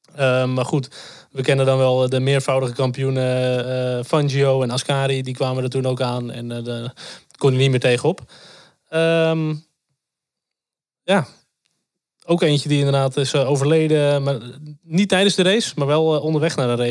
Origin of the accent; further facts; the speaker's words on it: North Holland, Netherlands; ik kom uit het eh, Noord-Hollandse